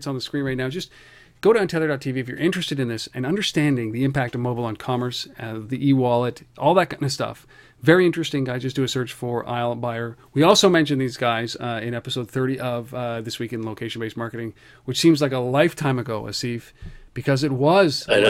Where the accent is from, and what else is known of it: Canada